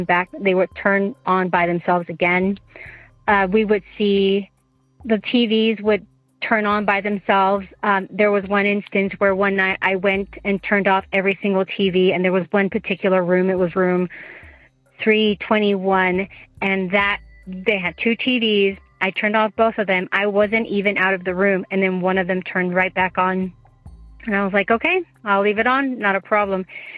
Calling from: Utah, United States; I'm calling from Utah.

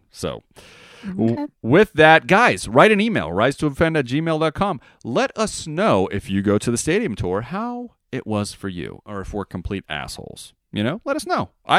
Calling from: Las Vegas, Nevada, United States; Yeah, I'm calling from Vegas, my friend.

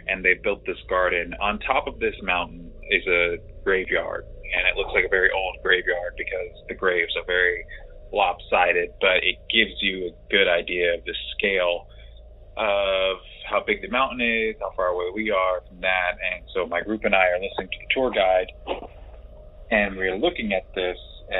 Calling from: Palm Springs, California, United States; I am calling from Palm Springs, California. Out here for a little bit, enjoying the heat.

